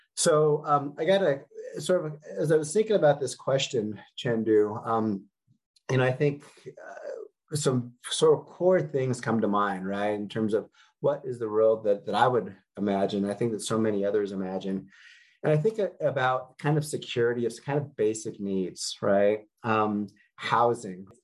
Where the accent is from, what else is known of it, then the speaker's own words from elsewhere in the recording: Denver, Colorado, United States; I was born and raised in Denver